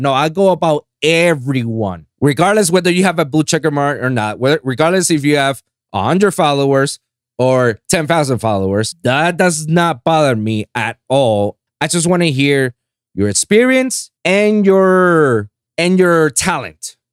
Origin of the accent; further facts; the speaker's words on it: Puerto Rico; English is a second language; moved away as an adult; now in Florida, United States; I'm a fake Floridian too, you know, because I'm from Puerto Rico